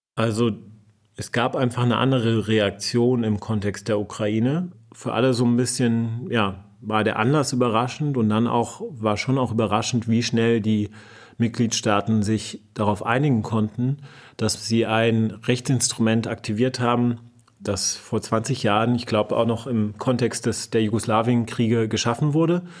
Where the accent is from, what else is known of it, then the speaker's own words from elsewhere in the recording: Kassel, Hesse, Germany; Meine Heimatstadt in Kassel